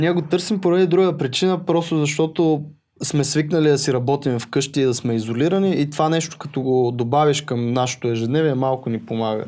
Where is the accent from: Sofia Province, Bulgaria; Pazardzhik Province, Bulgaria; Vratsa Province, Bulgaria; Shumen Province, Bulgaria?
Sofia Province, Bulgaria; Botevgrad; also born or lived in Pravets; аз съм от Ботевград